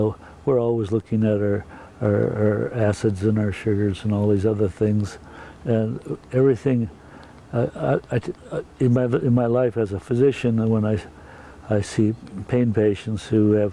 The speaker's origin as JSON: {"language": "English", "region": "Wisconsin", "country": "United States", "also_born_or_lived": "San Francisco", "moved": "as an adult", "lives_now": "Oregon, United States", "said": "a long time ago, I came from Wisconsin"}